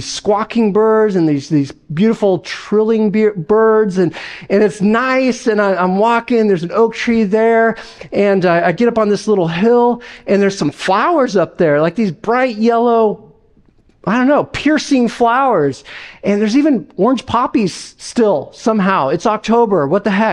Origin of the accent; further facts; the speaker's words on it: Las Vegas, Nevada, United States; moved away; I'm from Las Vegas, all right? I'm not from the Northwest or anything